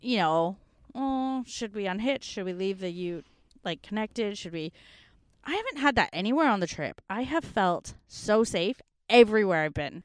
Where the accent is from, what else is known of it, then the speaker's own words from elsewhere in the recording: Canada; now in Australia; as a North American growing up in Canadian history classes, I didn't know until I moved to Australia